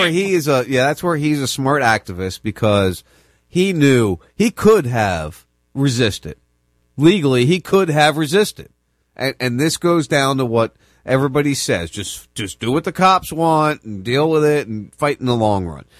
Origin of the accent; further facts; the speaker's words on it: right outside Camden, New Jersey, United States; I grew up in New Jersey. I grew up right outside Camden